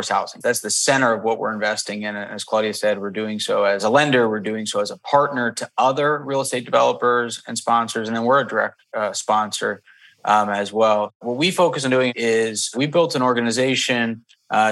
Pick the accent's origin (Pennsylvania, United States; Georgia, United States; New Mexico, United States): Pennsylvania, United States; Bethlehem; I grew up in Bethlehem, Pennsylvania, hour north of Philly